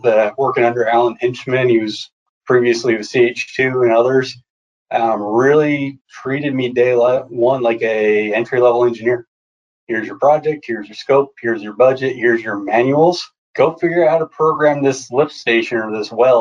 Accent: New Jersey, United States; moved away as an adult; also born or lived in South Carolina; now in Charlotte, United States; Grew up in New Jersey, lived kind of the beach life just off of Long Beach

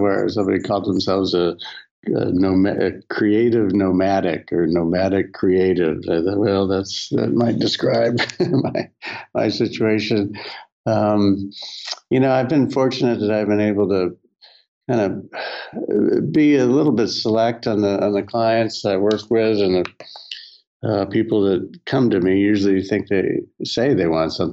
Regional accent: Southern California, United States; spending a lot of time growing up in Southern California and around the surf and skate worlds

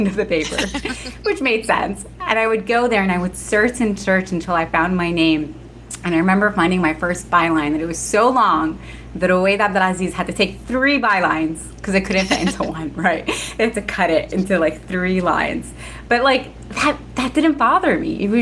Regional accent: New Jersey, United States; My siblings and I were all born and raised in Jersey

